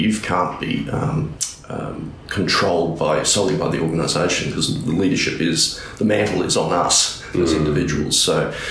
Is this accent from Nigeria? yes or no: no; North Queensland, Australia; also born or lived in Brisbane; now in Cairns, Australia; We came from Brisbane, but we're actually from North Queensland originally